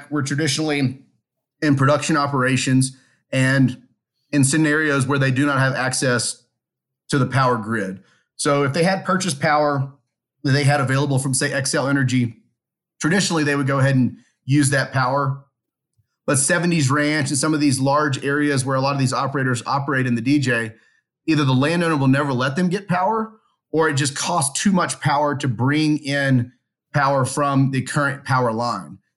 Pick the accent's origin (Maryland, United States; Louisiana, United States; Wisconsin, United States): Louisiana, United States; now in Calgary, Canada; We went in there and said, hey, look, we're from Louisiana.